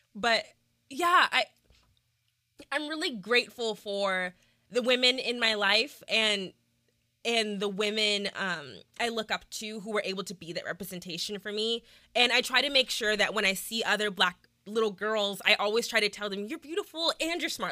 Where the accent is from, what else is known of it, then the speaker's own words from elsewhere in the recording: Midlothian, Texas, United States; Midlothian, Texas, which is just outside of Dallas